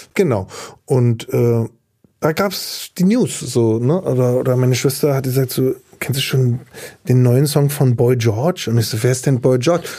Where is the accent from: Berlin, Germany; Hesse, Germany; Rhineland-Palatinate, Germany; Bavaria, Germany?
Berlin, Germany; also born or lived in Güstrow; Berlin Mitte, äh, die Tiekstraße, da bin ich aufgewachsen, Ostberlin